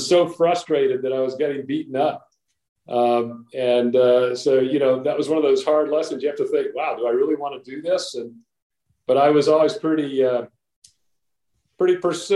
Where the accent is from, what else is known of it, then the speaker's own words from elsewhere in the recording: Chattanooga, Tennessee, United States; back where I grew up in Chattanooga, Tennessee, in the South back in the 60s and 70s